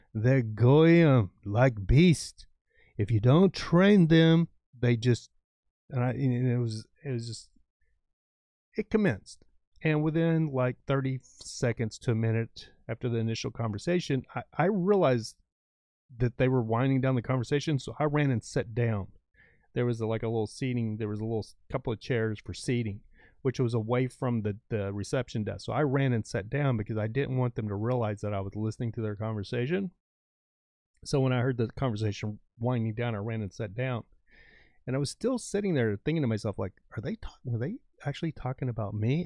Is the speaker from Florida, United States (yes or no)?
no; West Texas, United States; moved away; also born or lived in Southern California; I grew up in West Texas, like, my dad was a farrier, rancher kind of thing